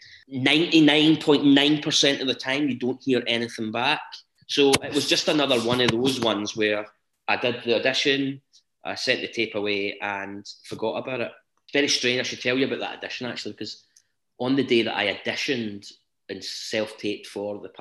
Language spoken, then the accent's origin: English; Blantyre, Scotland, United Kingdom; I'm from Blantyre originally